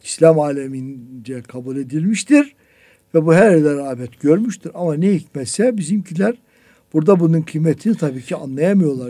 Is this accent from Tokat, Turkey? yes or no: no; Bolu Province, Turkey; Ben de Boluluyum